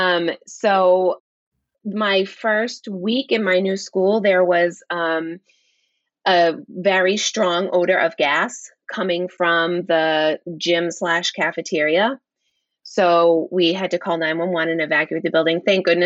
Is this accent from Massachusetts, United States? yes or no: yes; Danvers, Massachusetts, United States; my hometown of Danvers, Massachusetts.